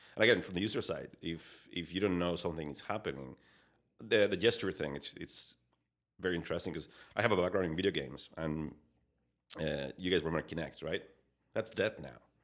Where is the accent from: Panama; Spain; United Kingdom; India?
Spain; English is a second language; moved away as an adult; now in Canada; I was, uh, born and raised in, in, in Spain